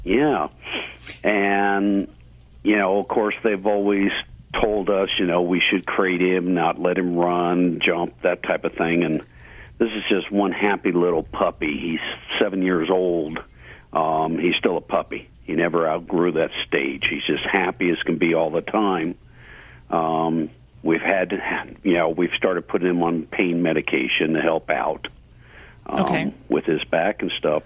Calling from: Colorado, United States; I'm calling from Colorado.

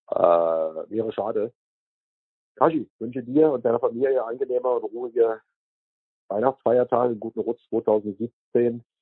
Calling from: Zurich, Switzerland; Auch in Zürich hört man dich als Berliner.

